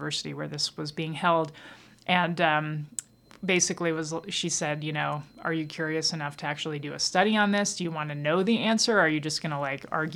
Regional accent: Dayton, Ohio, United States; also born or lived in Santa Fe, New Mexico; I grew up in two places, Dayton, Ohio, and Santa Fe, New Mexico

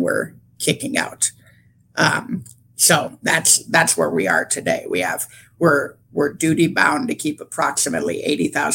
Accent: Michigan, United States; I'm from Michigan

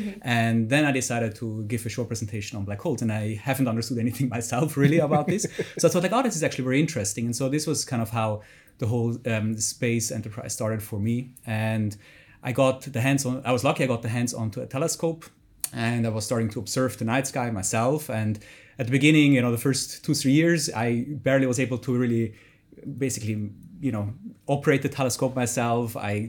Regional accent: Zurich, Switzerland; English is a second language; close to Zurich, in the countryside of Zurich. And so, yeah, that's where basically I started this passion and this dream.

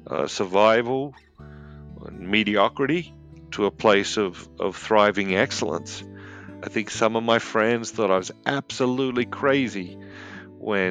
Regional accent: Sydney, New South Wales, Australia; now in United States; I grew up in Sydney, Australia, and I live here in the United States now.

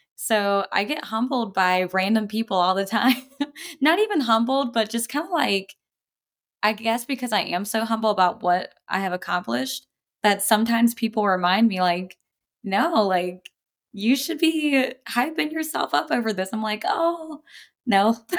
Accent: coast of North Carolina, United States; accent: Southern; in North Carolina, you'll have different regions, um, so I grew up on the coast, real, um, I guess you could say redneck

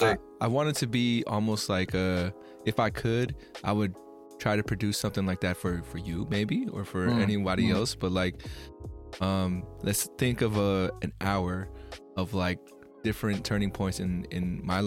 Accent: Philippines; I mean, you know, I'm Filipino, but everyone tells me I look like any other kind of Asian.

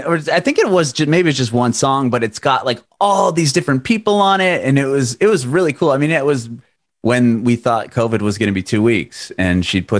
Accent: San Diego, California, United States; moved away as an adult; now in Nashville, United States; I'm in Nashville. I'm originally from San Diego.

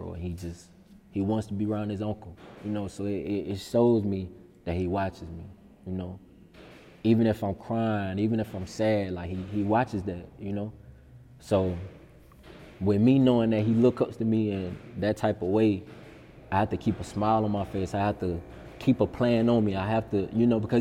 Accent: Sumter, South Carolina, United States; being in the newspaper for my hometown

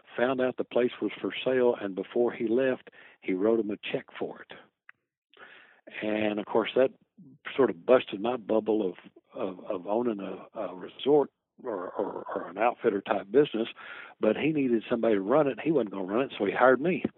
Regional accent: Lowell, Arkansas, United States; also born or lived in Fort Knox, Kentucky; I was pretty much raised in Lowell, Arkansas, on a farm

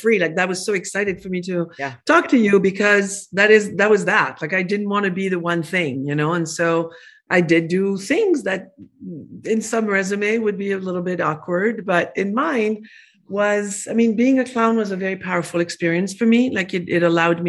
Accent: France; English is a second language; moved away as an adult; now in Arizona, United States; I was born in France

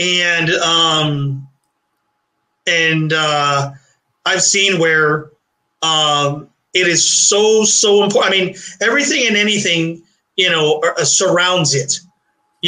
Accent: Puerto Rico; moved away as an adult; also born or lived in Brooklyn, New York, United States; now in Florida, United States; I was born in New York City. Like I said, then we moved to, Puerto Rico for a couple of years. And then I came to Florida.

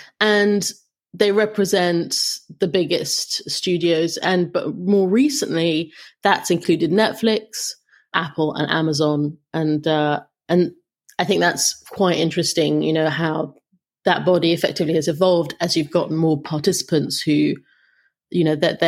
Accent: London, United Kingdom; now in Los Angeles, United States; I came to LA from London, and it was surprising to me.

